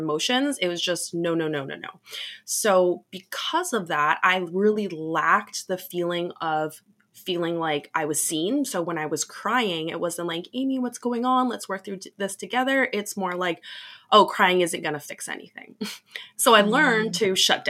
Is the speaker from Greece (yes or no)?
no; Canada; I'm from Canada